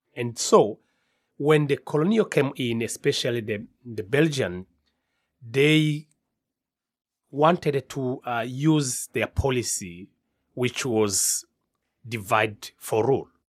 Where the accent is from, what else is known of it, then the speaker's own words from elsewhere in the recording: Rwanda; I'm from Rwanda and I'm the director of CARSA